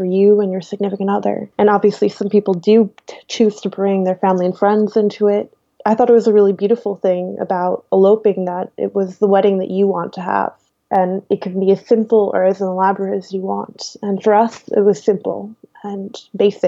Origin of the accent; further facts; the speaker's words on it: New York, United States; moved away as an adult; now in Netherlands; I'm from New York